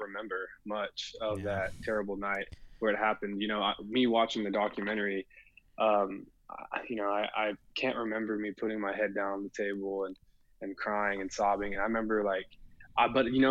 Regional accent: Williamson County, Texas, United States; growing up in Williamson County

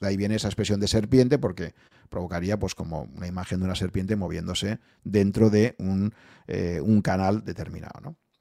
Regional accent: Spain

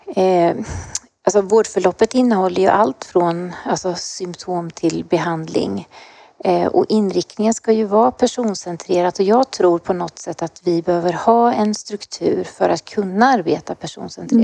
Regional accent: Östergötland, Sweden; accent: Östergötland; jag bor i Linköping, jag är östgöte, det hörs säkert

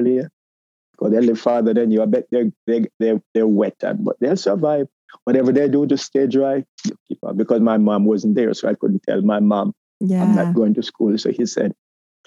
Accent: Jamaica; moved away as an adult; now in United States; growing up in Jamaica, I think I found my identity

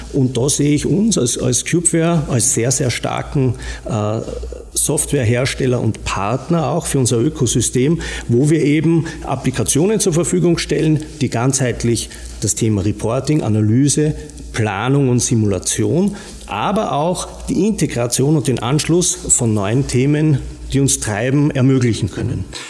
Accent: Austria; accent: Austrian; moved away as an adult; now in Rosenheim, Germany; wie man hört, äh, an meinem äh, vielleicht noch österreichischen Akzent erkennbar, lebe aber mittlerweile in Bayern

